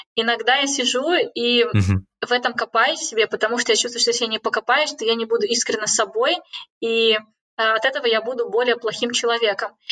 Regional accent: Kazakhstan; moved away as an adult; now in Cambridge, United Kingdom; я уехала из Казахстана

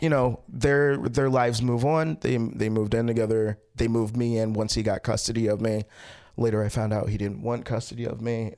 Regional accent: Baltimore, Maryland, United States; I was born in Baltimore and then I grew up in Baltimore.

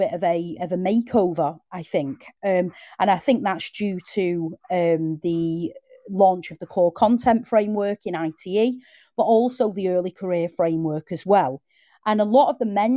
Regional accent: the north of England, United Kingdom; accent: Northern; I needed elocution lessons because of my Northern accent

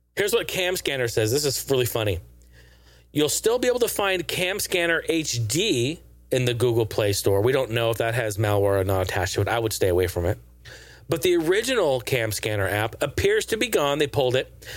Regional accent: Pacific Northwest, United States; We're both from the Pacific Northwest.

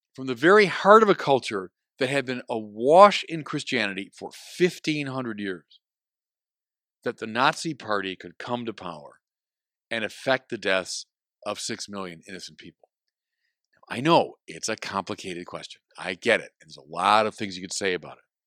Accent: Chicago, Illinois, United States; my hometown of Chicago

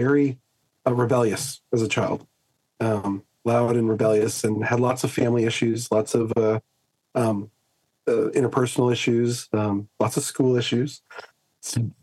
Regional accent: Southern California, United States; moved away as an adult; now in Australia; I grew up, I'm a SoCal boy, Southern California, and raised in an unbelieving home

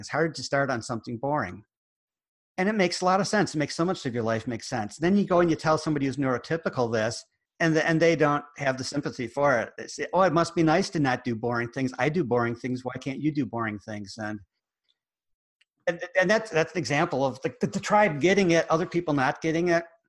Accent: United States; accent: American; my American accent

